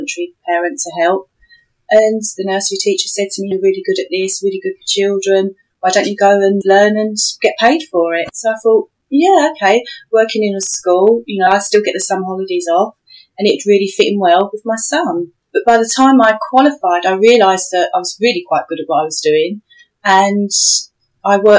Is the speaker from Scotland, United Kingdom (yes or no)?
no; London, United Kingdom; I grew up in Southeast London